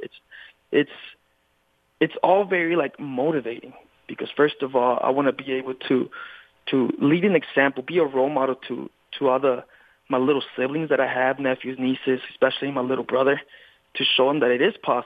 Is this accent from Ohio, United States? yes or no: no; California, United States; I was born and raised in California